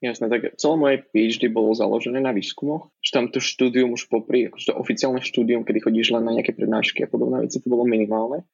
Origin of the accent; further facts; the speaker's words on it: Žilina, Žilina Region, Slovakia; moved away as an adult; also born or lived in Bratislava, Slovakia; now in New York, United States; Pochádzam zo Žiliny